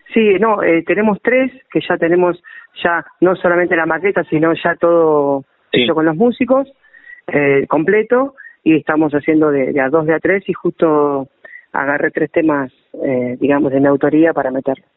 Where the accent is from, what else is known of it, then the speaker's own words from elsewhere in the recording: Berisso, Buenos Aires Province, Argentina; now in La Plata, Argentina; Yo soy oriundo de Berizo